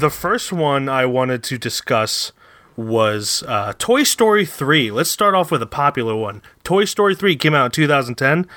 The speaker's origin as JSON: {"language": "English", "town": "Philadelphia", "region": "Pennsylvania", "country": "United States", "also_born_or_lived": "Florida", "said": "we're from the Philadelphia area"}